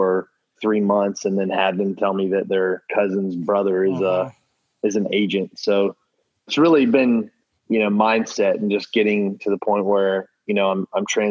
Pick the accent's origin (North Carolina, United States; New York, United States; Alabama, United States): North Carolina, United States; Charlotte; moved away as an adult; now in Jacksonville, United States; I'm from Charlotte, North Carolina